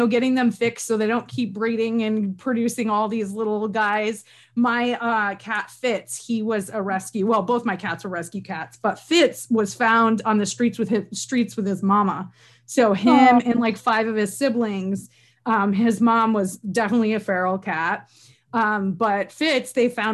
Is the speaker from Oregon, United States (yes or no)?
no; Northern New York, United States; moved away; I'm from Northern New York originally, like Canada adjacent